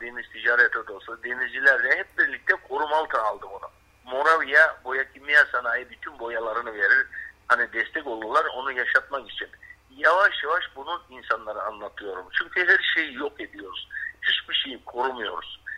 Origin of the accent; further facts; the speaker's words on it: Bodrum, Muğla, Turkey; Bodrum merkeze bağlı 20 kilometre Bodrum'un doğu tarafında Şık vardır Yalı Çiftlik. Orada doğmuşum.